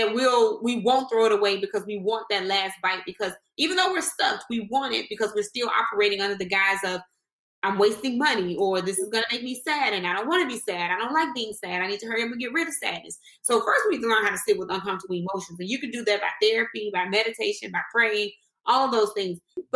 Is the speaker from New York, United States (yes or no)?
no; Mississippi, United States; I was born in Mississippi